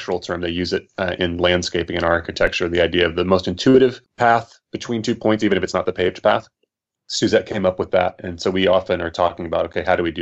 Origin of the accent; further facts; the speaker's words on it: Birmingham, Alabama, United States; I'm from Birmingham, Alabama.